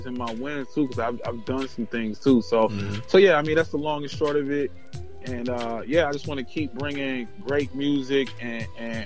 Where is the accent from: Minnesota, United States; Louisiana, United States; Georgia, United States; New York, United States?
Minnesota, United States; Minneapolis; I'm from Minneapolis.